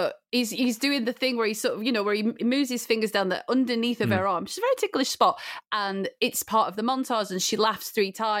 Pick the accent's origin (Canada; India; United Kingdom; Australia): United Kingdom; Blackburn, North West England; growing up in Blackburn in the summer it was boiling